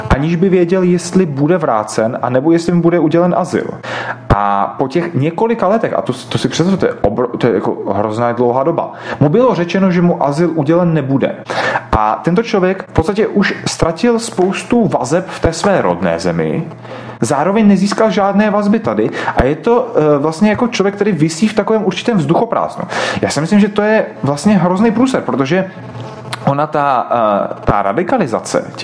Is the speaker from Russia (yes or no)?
yes; Russia; moved away; E, my jsme, já jsem e, původem z jiné země, my jsme migrovali z Ruska a odcházeli jsme z ekonomických důvodů, protože sociální a ekonomický systém v Rusku po rozpadu Sovětského svazu se rozpadal